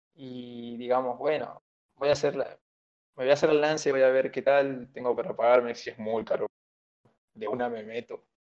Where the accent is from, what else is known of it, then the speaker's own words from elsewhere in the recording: Perico, Jujuy, Argentina; Me crié en la, en la ciudad de Perico, pero luego me mudé ya un poco más grande para San Salvador de Jujuy